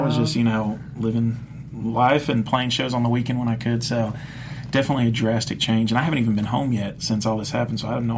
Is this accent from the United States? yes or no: no; Dominican Republic; I said, you know, growing up in the Dominican, this and that, I said, I'd like to sing